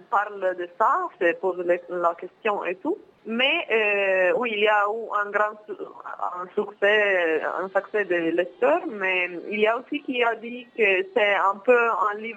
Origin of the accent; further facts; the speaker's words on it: Milan, Lombardy, Italy; French is a second language; moi comme italien, je ne viens pas de Napoli, même si j'aime trop Napoli. je viens de Milan, du nord d'Italie, qui est très très différente.